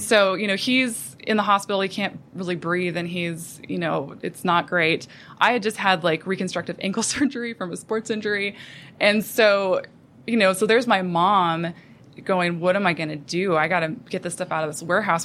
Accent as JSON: {"language": "English", "town": "Williston", "region": "North Dakota", "country": "United States", "tie": "born or raised there", "also_born_or_lived": "Phoenix, Arizona", "moved": "as an adult", "said": "I grew up in North Dakota in a little town called Williston"}